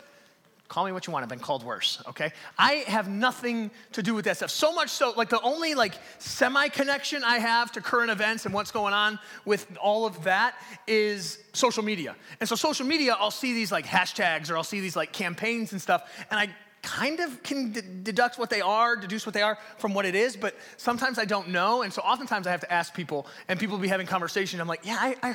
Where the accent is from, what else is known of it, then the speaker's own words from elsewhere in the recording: Detroit, Michigan, United States; I grew up in Detroit. I grew up over by like 7 Mile and Kelly on Novara Street